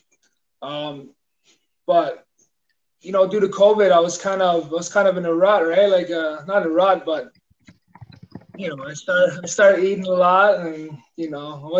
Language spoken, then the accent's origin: English; La Loche, Saskatchewan, Canada; first language Dene; moved away; I'm from La Loche, Saskatchewan